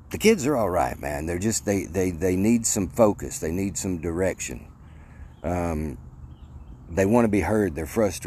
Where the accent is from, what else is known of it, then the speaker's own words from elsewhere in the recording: Mandeville, Arkansas, United States; I grew up in Mandeville, Arkansas